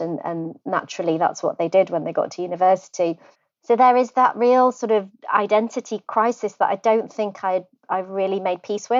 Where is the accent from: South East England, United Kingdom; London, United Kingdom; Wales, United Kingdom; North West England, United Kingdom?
Wales, United Kingdom; So I was born in North Wales, which surprises many people because I don't sound Welsh. But I grew up in a very rural setting in a little village, beautiful scenery, green fields.